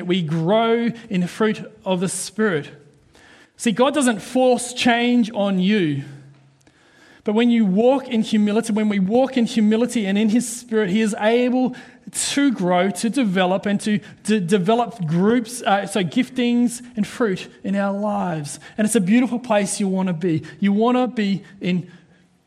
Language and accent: English; New Zealand; now in Australia; I'm a Kiwi, all right? Proud to be a Kiwi Aussie. I'm both.